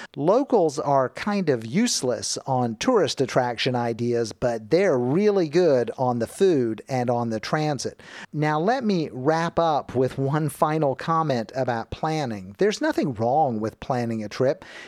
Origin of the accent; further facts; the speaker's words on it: Miami, Florida, United States; moved away; I grew up in Miami